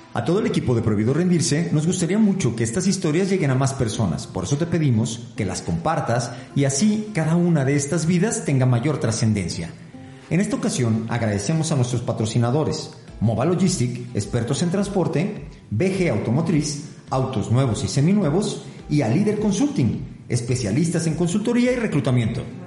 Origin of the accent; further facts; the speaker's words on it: Aguascalientes, Mexico; aquí Tierra Santa, Aguascalientes